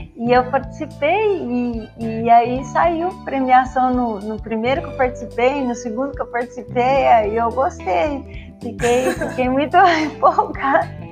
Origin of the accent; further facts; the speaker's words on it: São Paulo, Brazil; eu sou de São Paulo